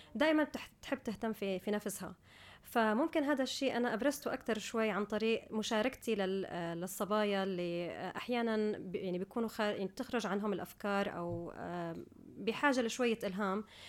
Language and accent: Arabic; United Arab Emirates; also born or lived in Syria / Guildford, United Kingdom; كنت بالامارات من كان عمري سنتين فانا بالنسبه لي يعني ربيت في الامارات درست في الامارات عايشه في الامارات